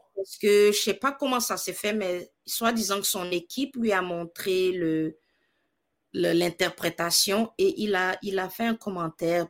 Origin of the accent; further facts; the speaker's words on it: Côte d’Ivoire; moved away as an adult; also born or lived in Morocco / Manitoba, Canada; now in Canada; je suis née en Côte d'Ivoire, euh, l'Afrique de l'Ouest, et puis. donc, j'ai vécu là-bas toute ben, une grande majorité de ma vie